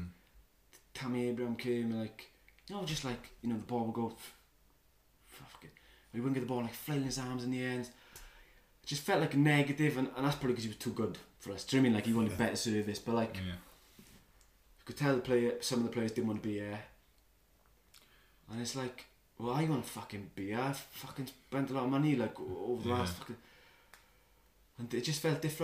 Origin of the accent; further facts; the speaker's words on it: Port Talbot, Wales, United Kingdom; I'm from Port Talbot as well